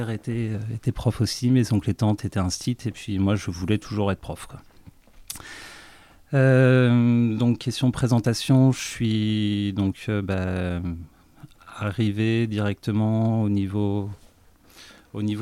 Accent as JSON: {"language": "French", "town": "Dieppe", "region": "Normandy", "country": "France", "tie": "born or raised there", "said": "je suis rouennais, j'ai 39 ans, bientôt 40 en fin d'année. je suis originaire de Dieppe, euh, donc euh, dans le pays de Co, à côté de, Rouen"}